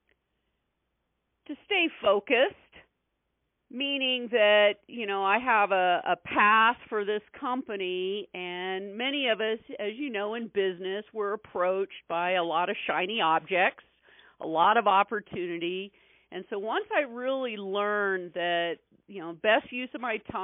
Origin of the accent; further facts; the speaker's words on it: Petaluma, California, United States; moved away as an adult; also born or lived in Santa Rosa, California; now in Reno, United States; I grew up in Northern California, wine country, so north of San Francisco, up in Petaluma, Santa Rosa, and spent probably a good 30 years